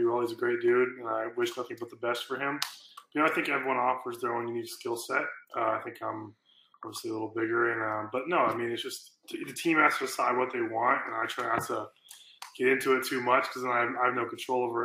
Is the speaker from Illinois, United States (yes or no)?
no; Norman, Oklahoma, United States; I grew up in Norman.